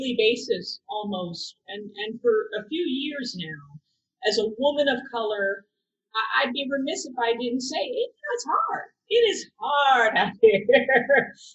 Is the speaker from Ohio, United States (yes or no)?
yes; Cleveland Heights, Ohio, United States; moved away; I was raised in Cleveland Heights, Shaker Heights, the Heights